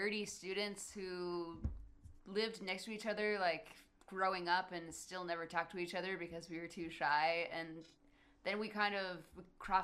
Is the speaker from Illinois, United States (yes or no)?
no; Traverse City, Michigan, United States; also born or lived in Wisconsin / Nashville; Traverse City, you know, is definitely where we grew up. I was born in Wisconsin, technically, but only lived there for like 3 years